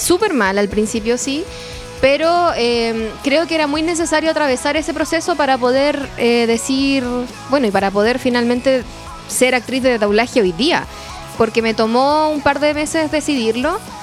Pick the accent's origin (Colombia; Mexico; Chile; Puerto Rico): Chile; como buena chilena